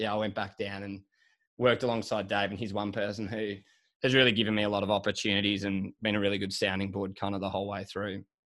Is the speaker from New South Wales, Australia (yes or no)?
yes; Sydney, New South Wales, Australia; also born or lived in Melbourne; I grew up in Sydney and spent, like, all my schooling up here. So I am a city kid.